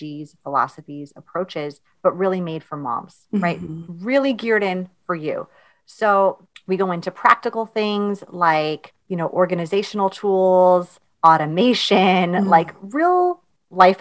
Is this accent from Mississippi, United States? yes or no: no; New York, United States; I'm from New York.